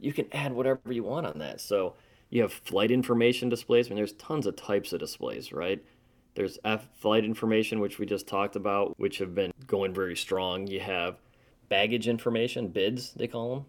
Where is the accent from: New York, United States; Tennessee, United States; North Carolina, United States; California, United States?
North Carolina, United States; Charlotte; my hometown here in Charlotte